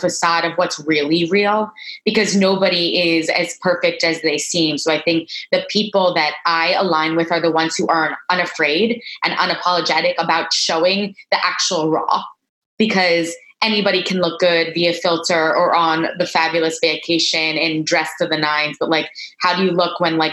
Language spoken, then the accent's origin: English; Miami Beach, Florida, United States; moved away as an adult; also born or lived in Boston; now in New York, United States; I was born in Miami Beach, born and raised, three brothers